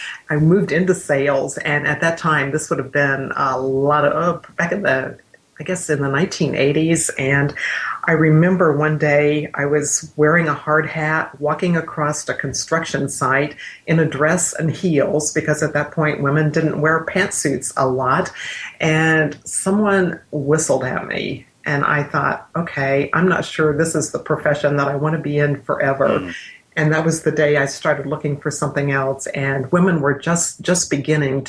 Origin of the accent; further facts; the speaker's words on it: Midwest, United States; I grew up in the Midwest